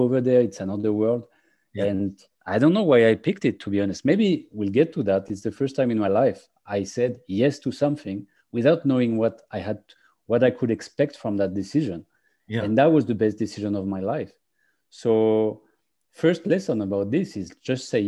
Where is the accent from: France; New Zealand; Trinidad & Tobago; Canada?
France; English is a second language; also born or lived in England; now in Cyprus; I'm French, and I actually, like all the stupid Frenchmen, I started learning English when I was like 14 or 15 years old.